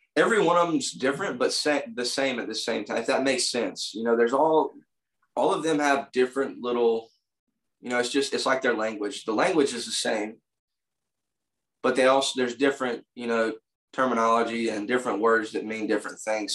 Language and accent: English; United States; as an American